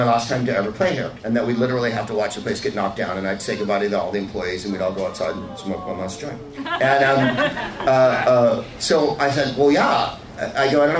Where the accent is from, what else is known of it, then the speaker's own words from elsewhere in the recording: San Carlos, California, United States; I'm from San Carlos, the whitest place on earth.